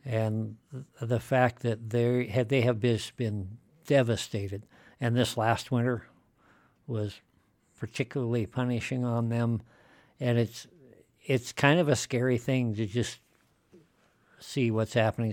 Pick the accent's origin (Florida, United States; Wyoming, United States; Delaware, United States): Wyoming, United States; Shell; I've been living in Wyoming virtually my entire life. I spent some time away as a soldier. Mm-hmm. When I was young, for example, in where I grew up in Shell.